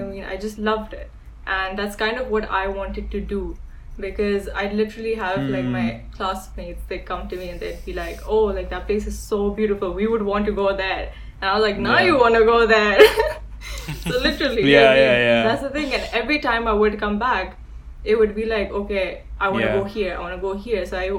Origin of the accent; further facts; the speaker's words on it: Islamabad, Islamabad Capital Territory, Pakistan; we're from Islamabad, so it sounds weird because Islamabad's so green.